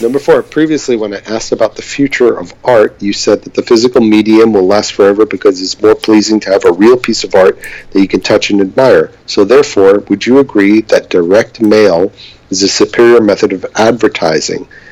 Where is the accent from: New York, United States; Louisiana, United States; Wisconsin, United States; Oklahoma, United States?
New York, United States; New York City; growing up in New York City.